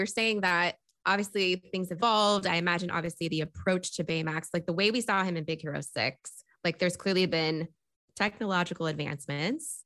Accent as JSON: {"language": "English", "area": "Bay Area", "region": "California", "country": "United States", "tie": "born or raised there", "said": "I'm from the Bay Area"}